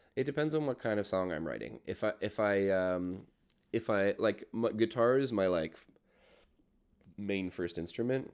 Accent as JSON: {"language": "English", "town": "Burlington", "region": "Ontario", "country": "Canada", "tie": "born or raised there", "said": "I grew up in Burlington, which is like the, has the nine oh five"}